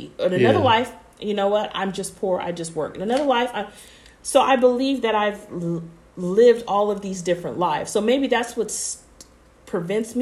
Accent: Bay Area, California, United States; accent: Bay Area; my Bay Area accent

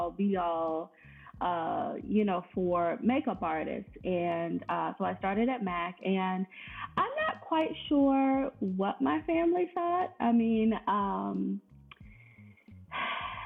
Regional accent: Richmond, Virginia, United States; moved away as an adult; also born or lived in Washington, D.C. area; I'm originally from Richmond and moved to the D.C. area.

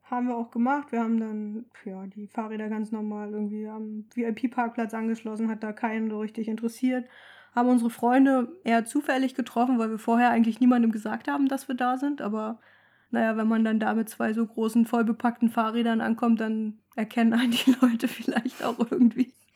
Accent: Mecklenburg-Vorpommern, Germany; moved away; also born or lived in Hamburg; Wir kommen ja beide aus MacPom

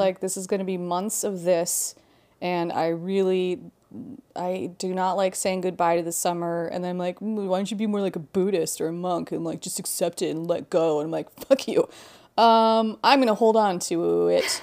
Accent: Hawaii, United States; moved away; also born or lived in Halifax, Nova Scotia, Canada; growing up in Hawaii

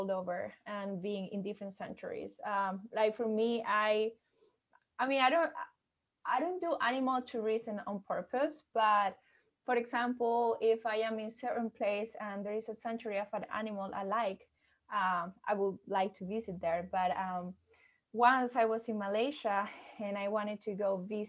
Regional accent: Venezuela; I'm from Venezuela

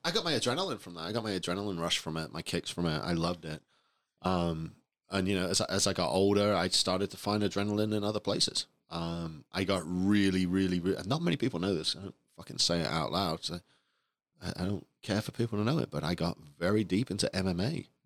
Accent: England, United Kingdom; moved away; I grew up in England

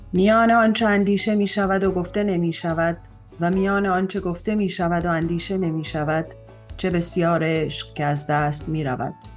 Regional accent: Tehran, Tehran Province, Iran; من در تهران به دنیا اومدم

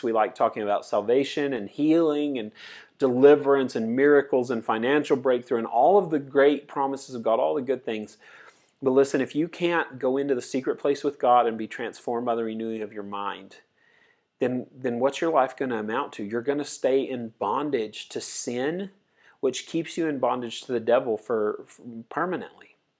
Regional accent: United States; as an American, American teenager guy

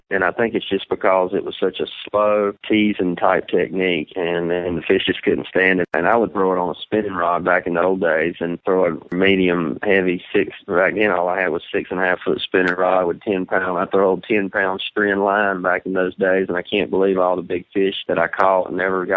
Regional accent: United States; growing up on Gaston and Smith Mountain

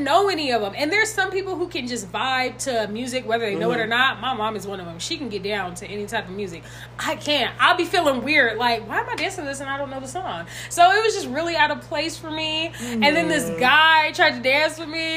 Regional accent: Los Angeles County, California, United States; I'm from California

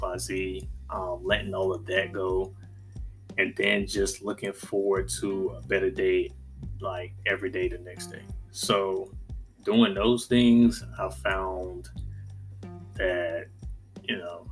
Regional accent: North Carolina, United States; also born or lived in Virginia; decided to move back to my home state, North Carolina

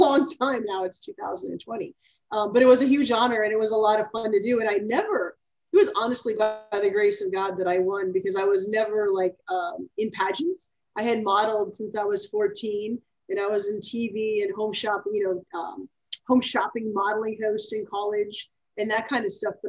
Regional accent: Minnesota, United States; moved away; also born or lived in Texas; I'm originally from Minnesota

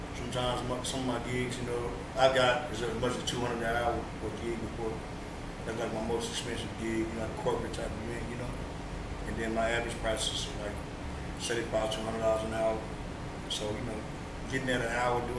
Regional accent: Hillsboro, Texas, United States; Hillsborough. Hillsborough, Texas. Born and raised Hilltop.

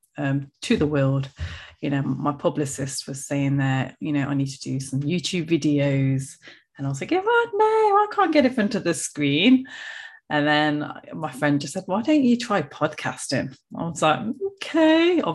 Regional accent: Coventry, West Midlands, United Kingdom; as you can tell from my accent, I am from the UK, central England, a place called Coventry

